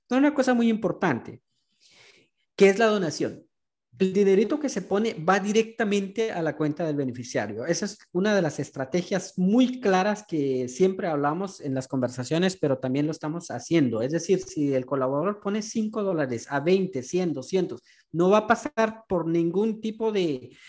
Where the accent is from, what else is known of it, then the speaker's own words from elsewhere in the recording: Guatemala; now in Houston, United States; Ciudadanos comunes que en su mayoría somos guatemaltecos que vivimos aquí en Houston